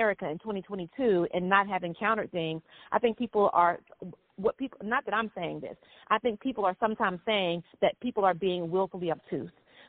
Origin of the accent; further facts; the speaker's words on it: the South, United States; growing up in the South, the first generation in a school system that had been segregated when my mother was a child